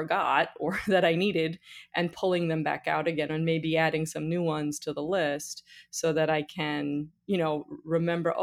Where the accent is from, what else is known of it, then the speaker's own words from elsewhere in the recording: New York, United States; I'm from New York also